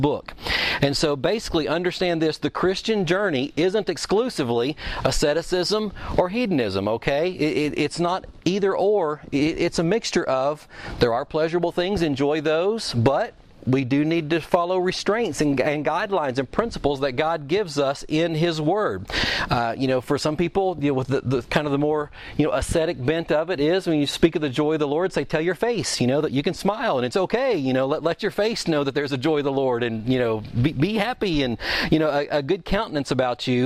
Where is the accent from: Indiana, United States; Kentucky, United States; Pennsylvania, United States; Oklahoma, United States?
Kentucky, United States; I'm from Kentucky